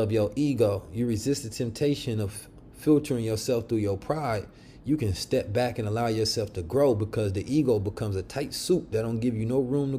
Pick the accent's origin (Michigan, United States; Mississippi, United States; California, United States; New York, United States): California, United States; Oakland; The street Muslims I grew up with in Oakland, California